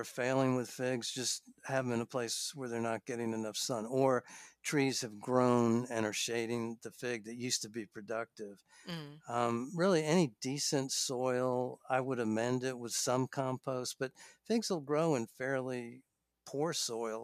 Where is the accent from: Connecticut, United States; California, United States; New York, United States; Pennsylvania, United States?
New York, United States; moved away; I grew up in New York